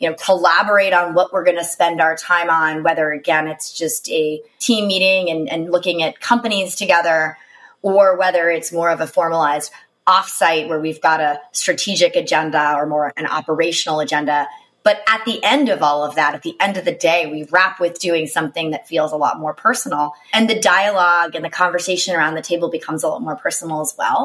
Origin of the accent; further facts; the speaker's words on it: East Coast, United States; now in San Francisco, United States; I'm from the East Coast